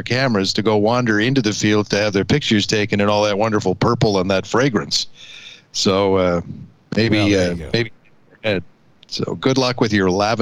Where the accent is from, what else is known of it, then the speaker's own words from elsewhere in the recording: Canada; the Canadian in the group